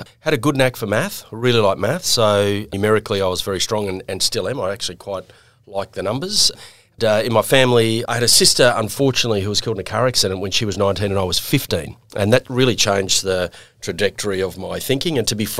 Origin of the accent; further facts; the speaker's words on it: Brisbane, Queensland, Australia; also born or lived in Manly, New South Wales; So I spent my first 6 or 7 years in the North Shore, so out at Manly, hence my passion and love for Manly. And then my parents moved to Queensland, and I basically spent most of my adolescence in Queensland, in Brisbane.